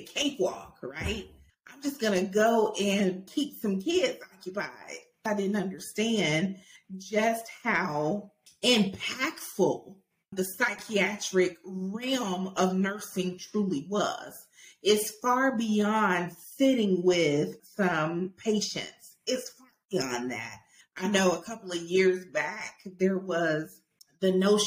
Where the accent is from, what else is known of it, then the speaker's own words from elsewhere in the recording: Auburn, Alabama, United States; I'm from Auburn, Alabama